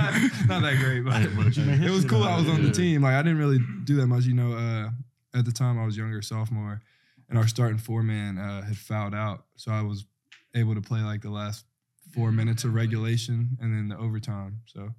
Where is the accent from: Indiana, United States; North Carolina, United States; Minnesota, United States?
North Carolina, United States; moved away as an adult; now in Clemson, United States; I grew up in North Carolina.